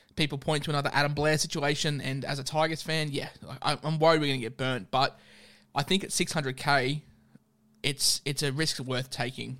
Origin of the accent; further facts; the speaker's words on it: Queensland, Australia; as a Queenslander